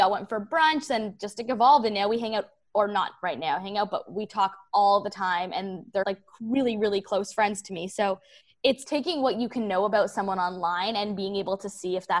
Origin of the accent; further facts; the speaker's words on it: Toronto, Ontario, Canada; like where I grew up in Toronto, a lot of people don't move, like don't leave Toronto.